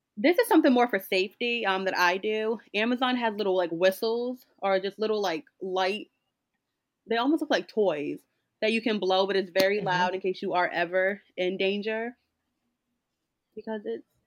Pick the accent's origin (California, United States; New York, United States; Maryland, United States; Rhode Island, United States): Rhode Island, United States; Newport; I'm from Rhode Island, but I'm also from a small town in Rhode Island, which is Newport